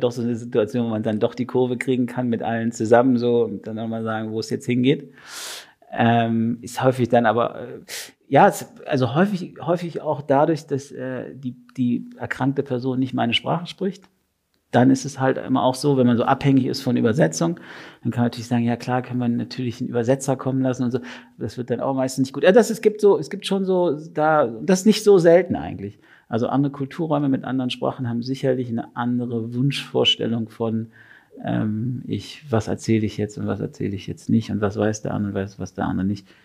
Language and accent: German; Berlin, Germany; now in Switzerland; als ich äh, in die Schweiz gekommen bin, ist so als Berliner Heißsporn mit so einer gewissen Schnurre, wie man zu sagen pflegt